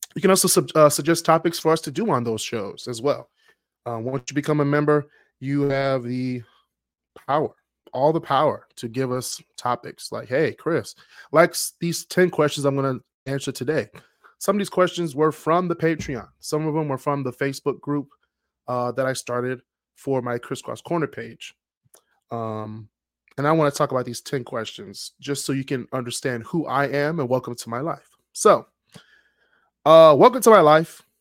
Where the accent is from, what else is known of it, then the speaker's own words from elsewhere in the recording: Detroit, Michigan, United States; I'm from Detroit